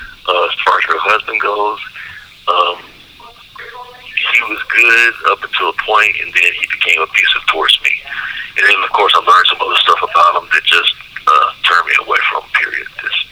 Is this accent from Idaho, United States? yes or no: no; Memphis, Tennessee, United States; also born or lived in Waukegan, Illinois; I was born in Waukegan, Illinois, but my really earliest memories are living in Memphis, Tennessee. That's my earliest memories.